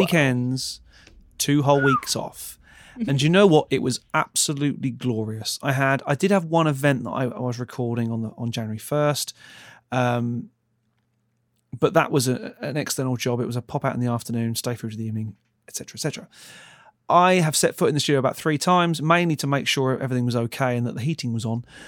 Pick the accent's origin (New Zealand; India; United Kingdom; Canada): United Kingdom; Ipswich, East of England; moved away; also born or lived in London; I'm from London, but originally I'm from a little town called Ipswich.